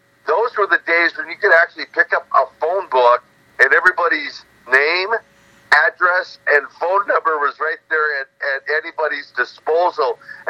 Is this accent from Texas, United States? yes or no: no; Minnesota, United States; your listeners haven't figured out I'm not from Russia. I'm from Minnesota